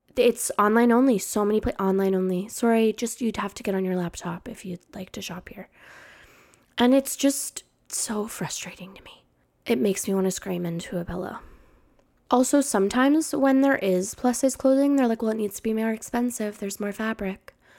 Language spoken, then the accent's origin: English; Canada; I'm Canadian